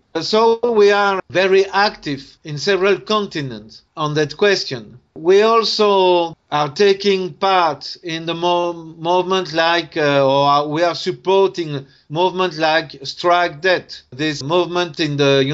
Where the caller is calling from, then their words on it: Tunisia; or here in Tunisia, because I am speaking from Tunisia now